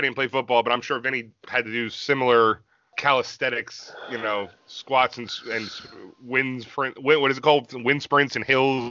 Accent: New Jersey, United States; We're from Jersey.

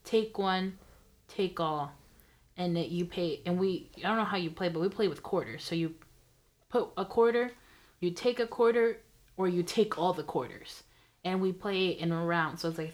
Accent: United States; As an American...

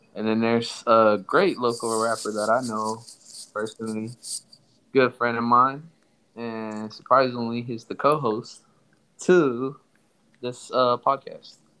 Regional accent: Somalia; moved away; also born or lived in Texas; I'm from Somalia

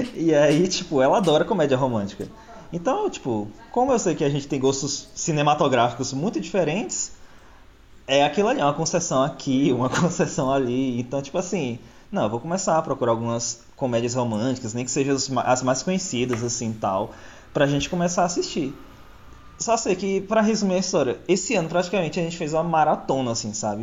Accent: Bahia, Brazil; also born or lived in São Paulo; nasci em São Paulo, cresci na Bahia.

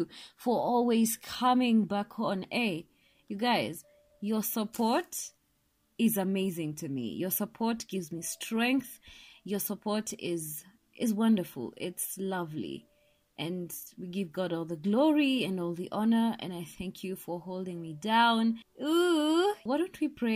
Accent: Kenya; I'm Kenyan

